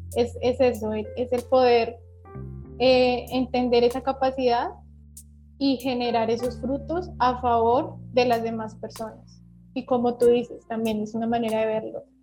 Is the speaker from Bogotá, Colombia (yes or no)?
yes; Bogotá, Colombia; now in Valledupar, Colombia; yo soy de Bogotá, pero en este momento te saludo desde Valledupar. Estoy viviendo aquí en la capital vallenata.